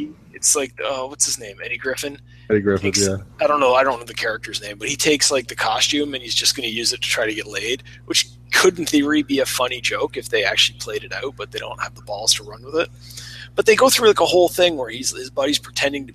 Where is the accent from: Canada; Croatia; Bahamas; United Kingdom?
Canada; I'm from Canada